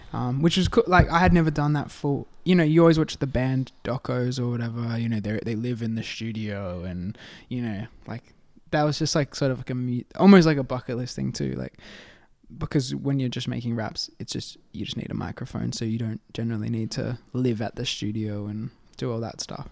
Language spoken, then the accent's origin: English; Adelaide, South Australia, Australia; I'm from Adelaide